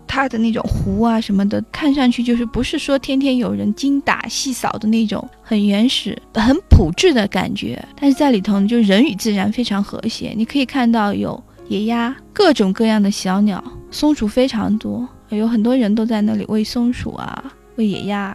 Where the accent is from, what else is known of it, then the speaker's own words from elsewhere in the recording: China; 因为我们中国人什么晚上卡拉 OK 啊什么的